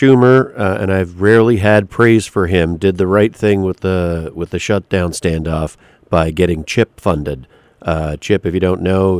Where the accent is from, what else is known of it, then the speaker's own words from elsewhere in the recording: Canada; moved away as an adult; now in United States; I'm from Canada.